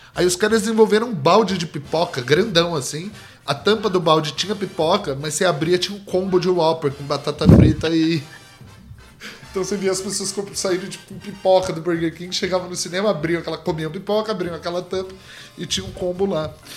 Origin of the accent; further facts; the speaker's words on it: Brazil; first language Portuguese; eu sou do Brasil.